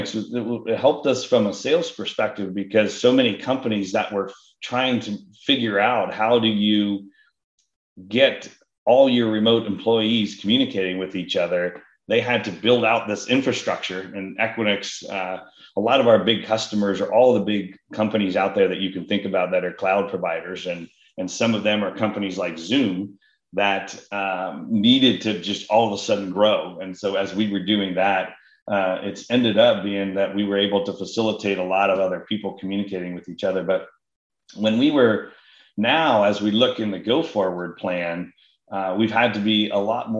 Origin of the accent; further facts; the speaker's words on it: Columbus, Ohio, United States; moved away as an adult; also born or lived in Cincinnati / Atlanta / Dallas / Boston; now in San Francisco area, United States; I grew up in Columbus and my family all has been based there and lived there and with the whole time